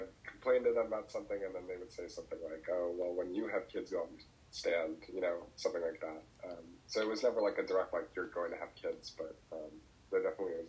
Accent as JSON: {"language": "English", "region": "New Jersey", "country": "United States", "tie": "born or raised there", "said": "where I'm from Jersey, like the suburbs, like 40-minute train ride from New York City"}